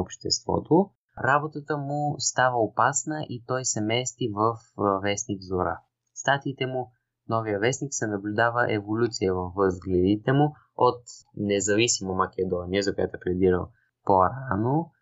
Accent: Bulgaria; ние сме си българи

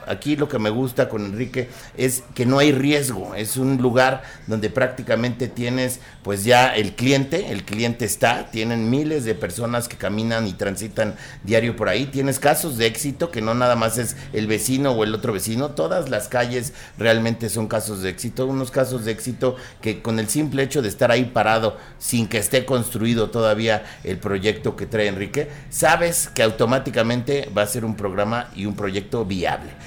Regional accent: Mexico

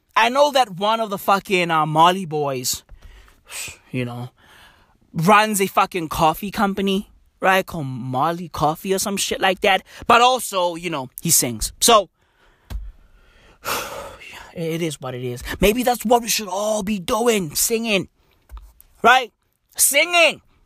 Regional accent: South Africa; From today going forward, I'm no longer South African. I'm Kenyan.

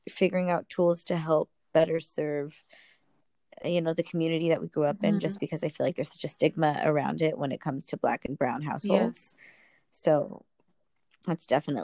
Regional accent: Los Angeles, California, United States; I'm born and raised in East

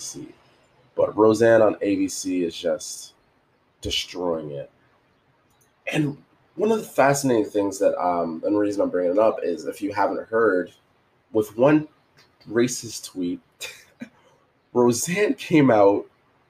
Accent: Canada; Jamaican and coming up, it's kind of like growing up in, Canada

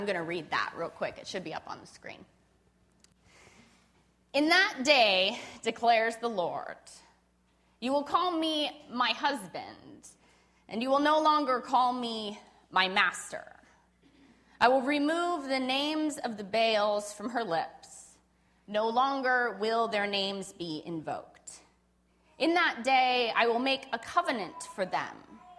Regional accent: Spokane, Washington, United States; moved away; I was born and raised here in Spokane

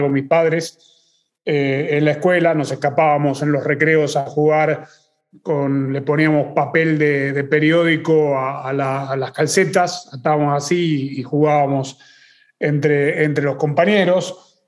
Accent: Argentina; yo crecí en Argentina

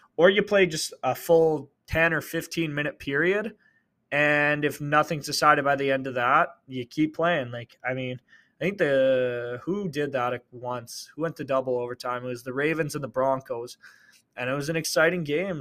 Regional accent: Canada; I'm Canadian

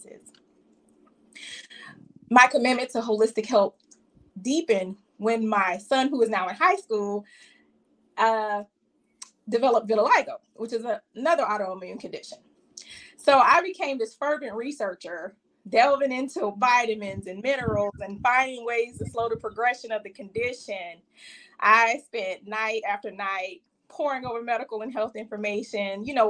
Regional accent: Savannah, Georgia, United States; I hail from Savannah, Georgia.

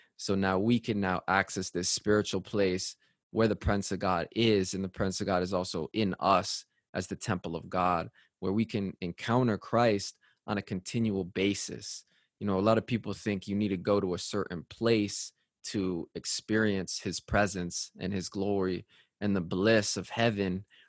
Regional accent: Connecticut, United States; I'm from Connecticut

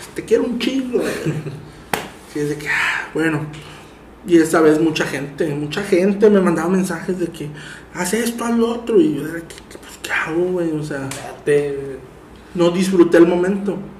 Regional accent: Tampico, Tamaulipas, Mexico; yo soy de Tampico

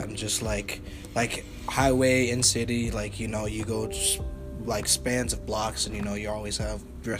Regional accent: Colorado Springs, Colorado, United States; moved away as an adult; now in Kutztown, United States; I'm also a freshman here at Kutztown University. I'm 19 years old. I also play on the rugby team, and I am from Colorado Springs.

